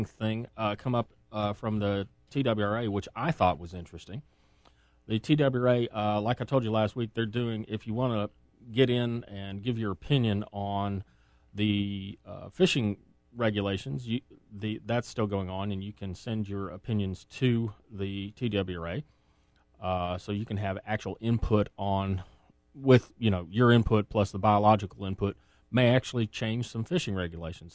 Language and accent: English; Massachusetts, United States; now in Tennessee, United States; my home state